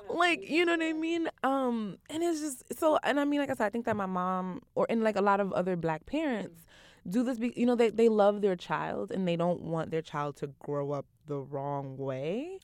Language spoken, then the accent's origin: English; New York City, New York, United States; I'm from Brooklyn, from Eastern New